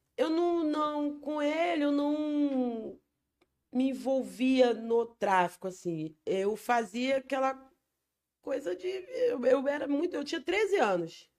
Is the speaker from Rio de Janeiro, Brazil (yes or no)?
yes; Rio de Janeiro, Brazil; also born or lived in Rocinha, Rio de Janeiro; eu vivi até 2005, nasci, vivi no Falete, Fogueteiro, Turano, eu sou filhotinho dali. E aí em 2005 eu fui para Rocinha